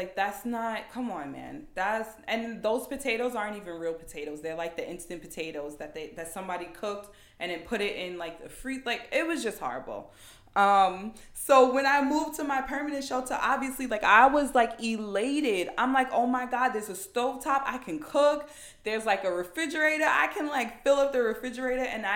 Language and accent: English; New York City, New York, United States; I'm like from Queens. That's where everyone that I know lives.